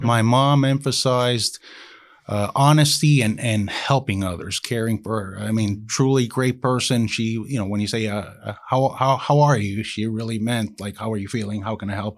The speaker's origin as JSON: {"language": "English", "town": "Miami", "region": "Florida", "country": "United States", "tie": "born or raised there", "said": "I was born in Miami, Florida"}